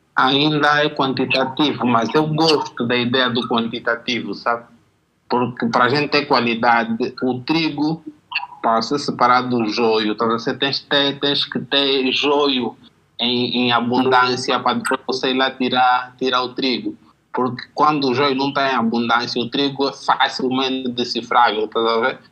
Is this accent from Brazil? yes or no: no; Angola; eu sou do gueto, do bairro, cresci no Jaena